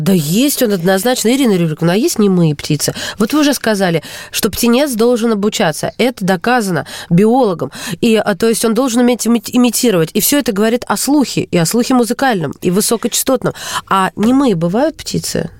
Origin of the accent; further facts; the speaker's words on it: Kursk, Kursk Oblast, Russia; я родом из Курска